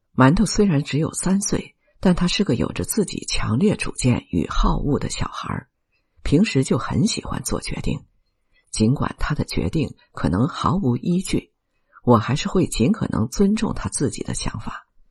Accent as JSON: {"language": "Chinese", "country": "China", "also_born_or_lived": "Shanghai", "said": "我们中国人"}